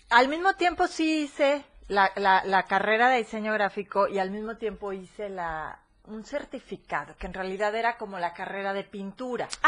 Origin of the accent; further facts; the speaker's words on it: Córdoba, Veracruz, Mexico; moved away as an adult; now in Chiapas, Mexico; soy de Córdoba, nací, viví y, todo ahí.